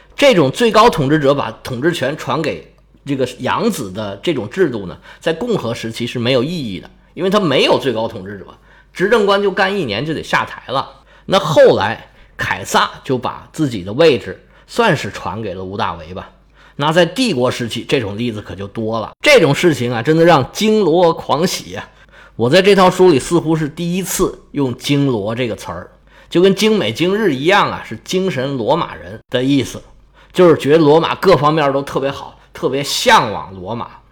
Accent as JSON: {"language": "Chinese", "country": "China", "said": "我们中国人"}